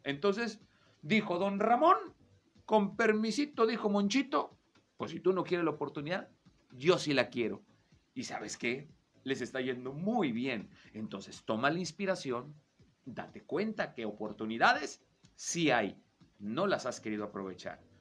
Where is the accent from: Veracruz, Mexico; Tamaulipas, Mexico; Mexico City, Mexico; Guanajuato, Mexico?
Veracruz, Mexico; now in Torreón, Mexico; yo vengo también de fuera de la laguna, yo vengo del estado de Veracruz